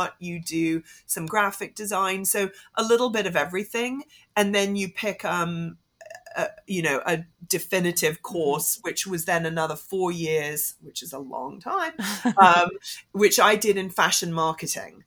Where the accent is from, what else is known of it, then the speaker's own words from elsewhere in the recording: Hong Kong; I grew up in Hong Kong.